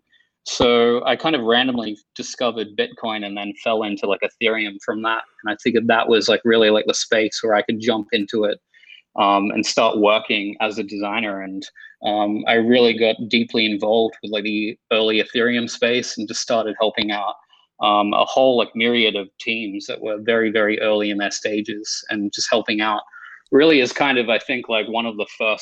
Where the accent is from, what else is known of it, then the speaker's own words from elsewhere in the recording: Australia; I grew up in Australia in the suburbs, and there wasn't a lot of stuff to do all the way down there.